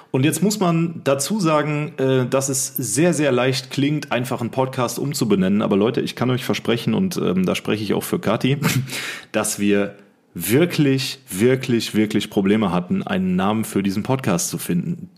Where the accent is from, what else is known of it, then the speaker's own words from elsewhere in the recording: Rhein-Sieg-Kreis, North Rhine-Westphalia, Germany; wir kommen aus dem Rhein-Sieg-Kreis, sind hier beheimatet